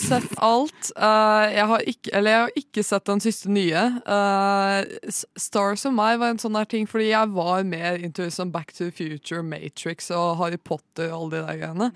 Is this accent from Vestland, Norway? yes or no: no; Oslo, Norway; jeg kommer fra Oslo.